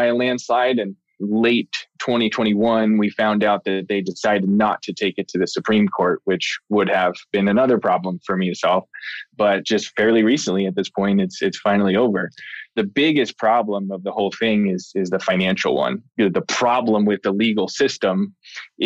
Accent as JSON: {"language": "English", "area": "near Lancaster", "region": "Pennsylvania", "country": "United States", "tie": "born or raised there", "said": "Lancaster, Pennsylvania, which is just down the road from my hometown"}